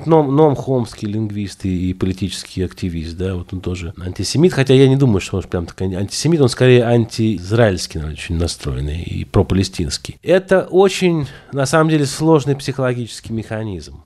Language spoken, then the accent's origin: Russian; Russia; moved away; also born or lived in Israel; я из России